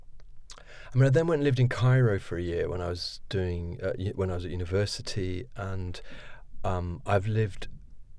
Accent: Oxford, South East England, United Kingdom; accent: posh; also born or lived in Paris / New York; I suppose Oxford is mainly my home because that's where I'd always come back to because my father was teaching at the university there and we grew up in Oxford

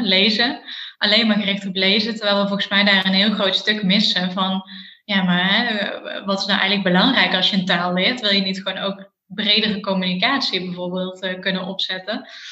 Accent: Eindhoven, North Brabant, Netherlands; ik kom uit Eindhoven

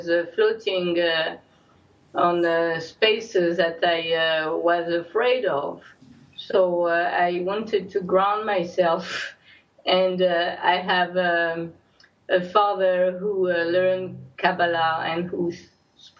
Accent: Algeria; now in Jerusalem, Israel; I was born in Algeria

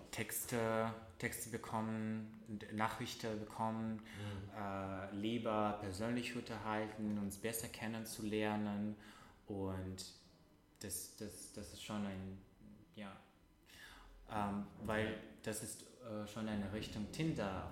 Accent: Russia; German is a second language; now in Germany; ich komme aus Russland

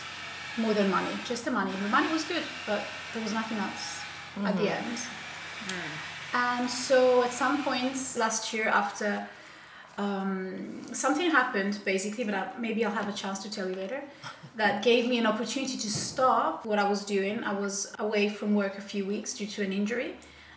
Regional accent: Italy; now in Helsinki, Finland; I'm from Italy and I live in Helsinki at the moment with my family

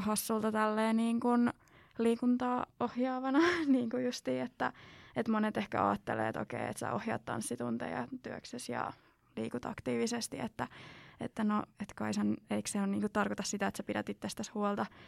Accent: South Ostrobothnia, Finland; kun on itse sieltä Etelä-Pohjanmaalta, niin on aika eri murrettausta

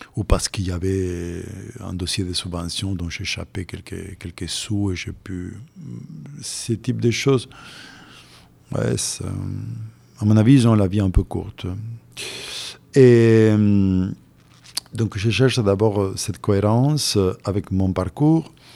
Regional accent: Santa Fe, Argentina; moved away as an adult; also born or lived in Europe; je suis né en Argentine il y a pas mal d'années.

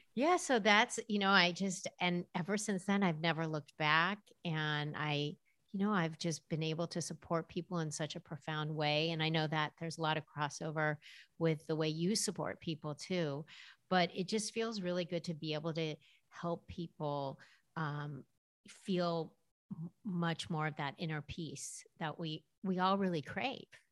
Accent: Los Angeles, California, United States; I grew up in Los Angeles, and that probably says a lot about just the culture I was raised

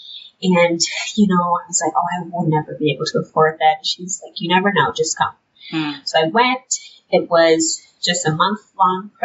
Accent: Detroit, Michigan, United States; moved away as an adult; now in Grand Rapids, United States; I grew up in Detroit, born and raised, and I never left Detroit until I went to college

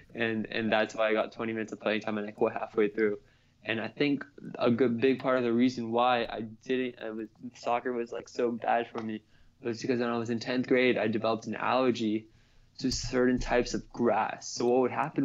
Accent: United States; my parents are from Pakistan, but I was born in America

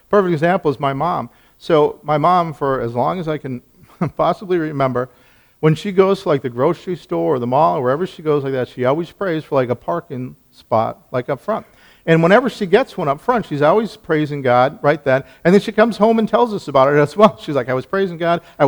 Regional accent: Minnesota, United States; I was born in Minnesota, finished family, went to a Lutheran church

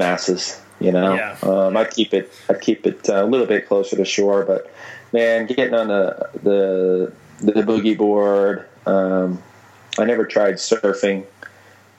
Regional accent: Portland, Oregon, United States; moved away as an adult; also born or lived in Perth, Australia; I grew up in Portland, Oregon, an hour and a half from the coast.

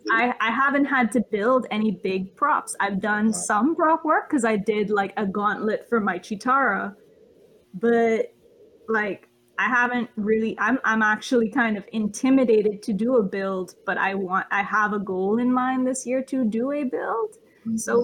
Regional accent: Bahamas; I come from the Bahamas

